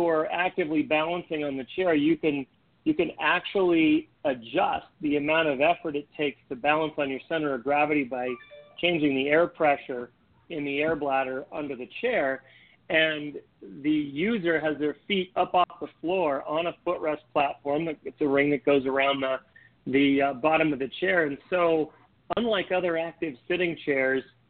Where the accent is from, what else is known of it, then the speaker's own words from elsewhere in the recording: Minnesota, North Dakota, Midwest, United States; I grew up in Minnesota, North Dakota, ice skating and skiing and things